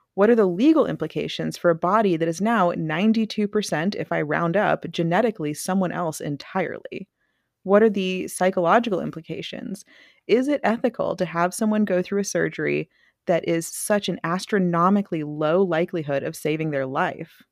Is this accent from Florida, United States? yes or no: no; Mississippi, United States; I am from Mississippi.